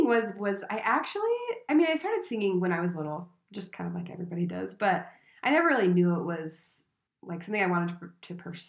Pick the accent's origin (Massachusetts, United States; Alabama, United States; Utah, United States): Utah, United States; I'm from Utah, just a little small town girl.